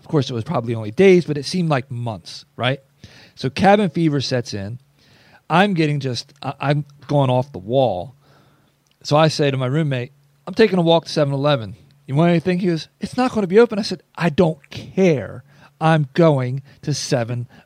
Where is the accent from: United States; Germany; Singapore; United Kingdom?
United States; Northeast; moved away; I'm from the Northeast